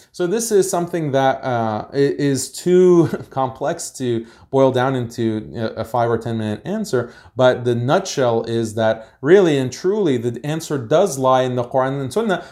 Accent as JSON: {"language": "English", "country": "United States", "tie": "born or raised there", "said": "I was born in America, so I'm American"}